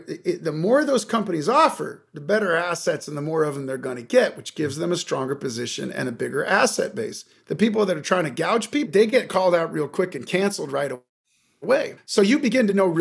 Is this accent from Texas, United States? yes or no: no; Seattle, Washington, United States; now in Los Angeles, United States; I'm from Seattle originally, but I've been in LA for many years